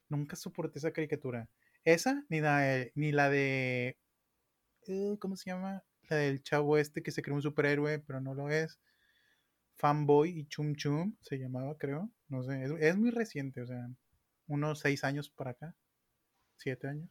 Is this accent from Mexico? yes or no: yes; Monterrey, Nuevo León, Mexico; como buenos regios